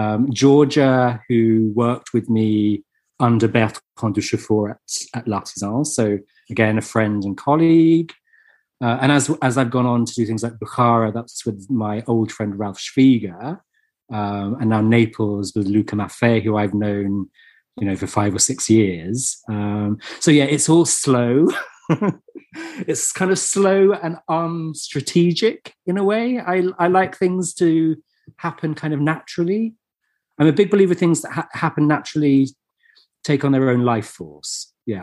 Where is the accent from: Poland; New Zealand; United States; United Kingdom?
United Kingdom; England; we're English.